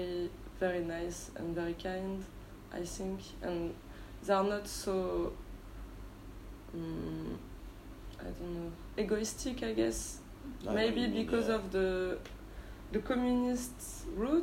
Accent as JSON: {"language": "English", "country": "France", "tie": "born or raised there", "also_born_or_lived": "Galway, Ireland / Barcelona, Spain / United States", "second_language": "English", "moved": "as an adult", "lives_now": "Ho Chi Minh City, Vietnam", "said": "I grew up in France"}